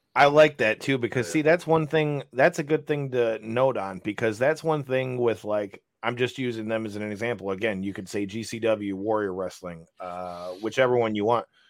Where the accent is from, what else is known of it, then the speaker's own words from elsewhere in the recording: Michigan, United States; we are from Michigan